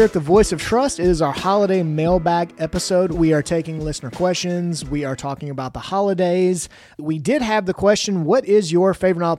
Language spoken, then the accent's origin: English; Memphis, Tennessee, United States; also born or lived in Jackson, Tennessee; I grew up in Memphis. I went to high school here